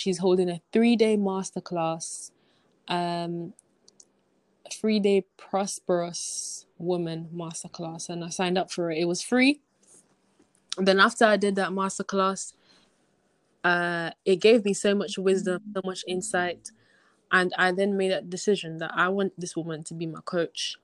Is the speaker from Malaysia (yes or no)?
no; Jamaica; moved away; As a Jamaican myself, coming from Jamaica